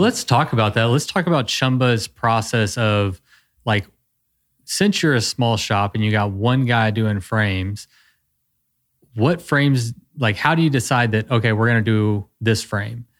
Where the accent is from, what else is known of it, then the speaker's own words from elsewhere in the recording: Texas, United States; I'm a Texan